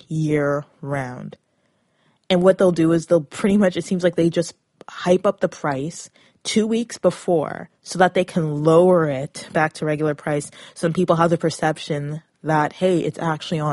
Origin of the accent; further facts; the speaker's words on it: Toronto, Ontario, Canada; I come from the Toronto area